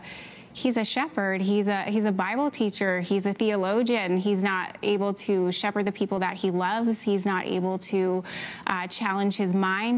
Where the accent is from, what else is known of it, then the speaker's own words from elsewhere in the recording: Canada; I am Canadian